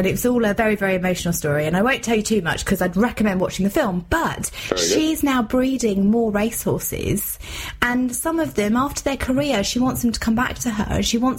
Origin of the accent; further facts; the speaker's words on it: Wales, United Kingdom; Well, we don't have a lot of aristocracy there in Wales, do we? Let's be honest. We're mining villages. We're miners. We work. we're working class.